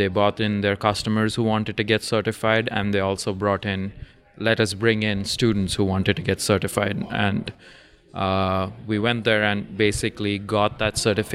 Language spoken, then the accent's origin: English; Dubai, United Arab Emirates; So I grew up in Dubai, at least a few years in Dubai, from fifth grade till graduation of high school.